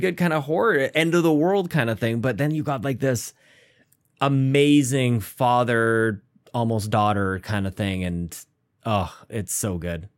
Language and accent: English; Canada